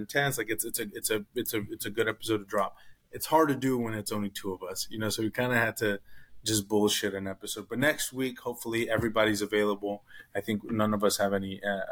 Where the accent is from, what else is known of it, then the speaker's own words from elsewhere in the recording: Monterrey, Nuevo León, Mexico; my hometown club, Monterrey.